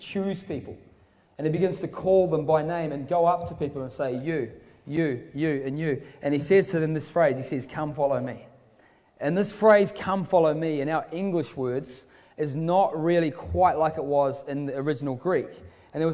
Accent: Queenstown, Otago, New Zealand; moved away; I'm from Queenstown in New Zealand

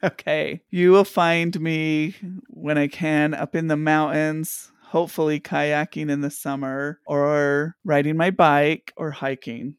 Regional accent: Intermountain West, United States; also born or lived in East Coast; we're the intermountain on West, and I grew up mostly in this area

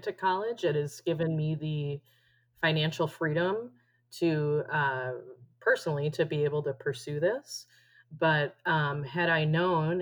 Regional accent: Minnesota, United States; moved away as an adult; now in Arizona, United States; So I am originally from Minnesota. I moved to Arizona with my husband

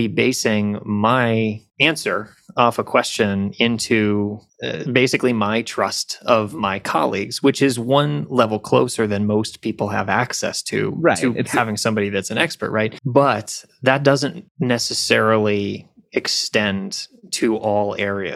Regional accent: upstate New York, United States; now in Atlanta, United States; grew up in upstate New York

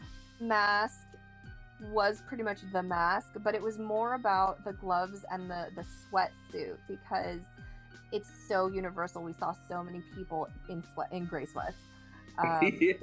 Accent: Southern California, United States; we grew up in SoCal

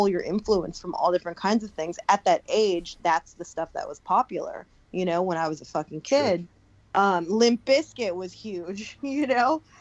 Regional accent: Long Beach, California, United States; Growing up in Long Beach, the high school that we both went

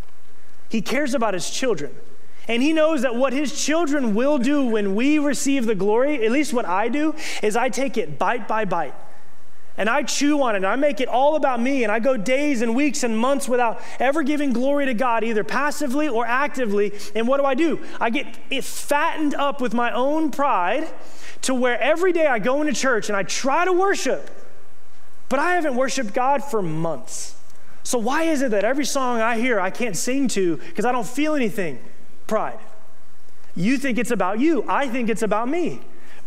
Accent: Okeechobee, Florida, United States; moved away as an adult; I grew up in Okeechobee, Florida

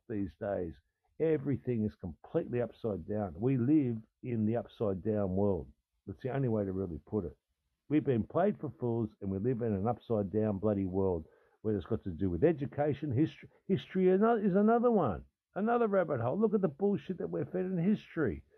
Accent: Australia; I'm an Australian fucking man, I'm an Australian dude

